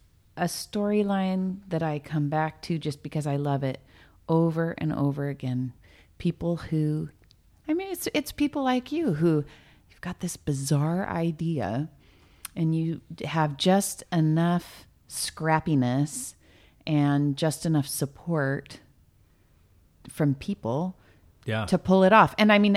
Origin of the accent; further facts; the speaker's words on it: Ventura, California, United States; born there; I was born in Ventura.